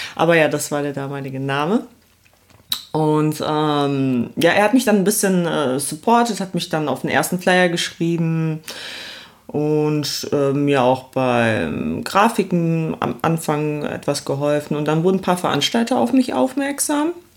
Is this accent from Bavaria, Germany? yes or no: no; Essen, North Rhine-Westphalia, Germany; also born or lived in Poland; now in Cologne, Germany; aufgewachsen bin ich im Ruhrpott in Essen